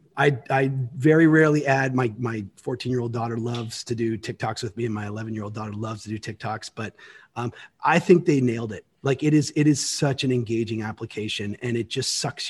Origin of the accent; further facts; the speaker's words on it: Canada; now in United States; As a Canadian, and I became an American citizen a while ago, so I now get to vote here